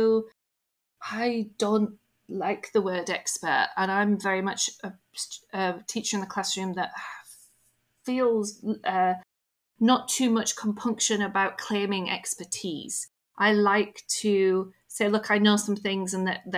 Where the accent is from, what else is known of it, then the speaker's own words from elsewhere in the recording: United Kingdom; I'm British